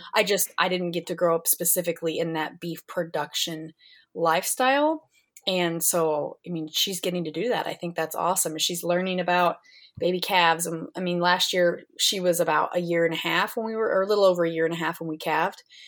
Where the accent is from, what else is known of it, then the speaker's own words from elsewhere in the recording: Kansas, United States; I grew up here in Kansas